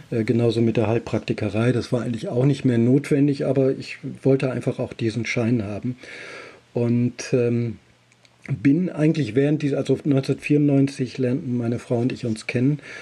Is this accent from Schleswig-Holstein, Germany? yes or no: no; Elsfleth, Lower Saxony, Germany; in meiner Heimatstadt Elsfleth